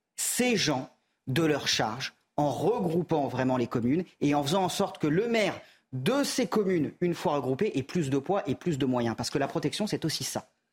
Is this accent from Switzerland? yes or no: no; France; je suis un Français comme les autres